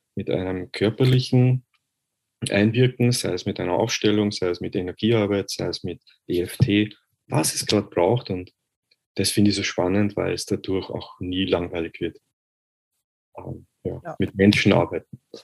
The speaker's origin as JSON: {"language": "German", "region": "Vienna", "country": "Austria", "said": "Ich bin aus Österreich, aus Wien. Äh, ich hoffe, ihr könnt meinen Dialekt verstehen."}